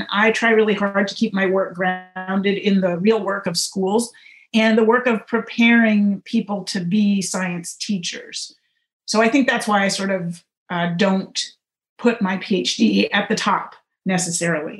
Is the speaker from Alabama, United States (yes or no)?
no; St. Louis, Missouri, United States; moved away; I am a Midwesterner. I grew up in St. Louis, Missouri, most of my childhood, not all of it, but most of it